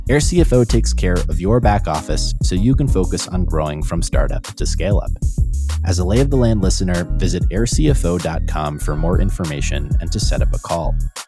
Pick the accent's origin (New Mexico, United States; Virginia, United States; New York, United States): New York, United States; New York City; Growing up in New York City, my feeling was always that my two younger brothers filled that void